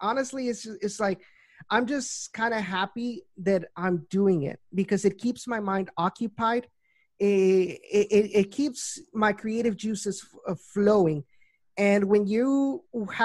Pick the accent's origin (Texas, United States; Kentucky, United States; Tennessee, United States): Texas, United States; Rio Grande Valley; moved away as an adult; now in Houston, United States; I'm from the Valley